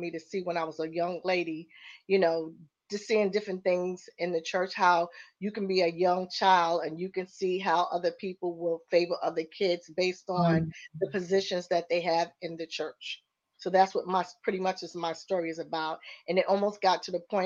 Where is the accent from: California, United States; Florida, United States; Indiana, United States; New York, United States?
New York, United States; New York City; I am from Queens, New York